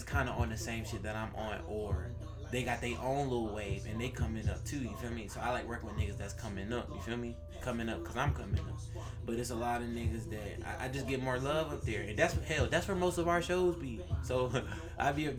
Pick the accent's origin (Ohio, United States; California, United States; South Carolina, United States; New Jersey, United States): South Carolina, United States; Rock Hill; I'm from Rock Hill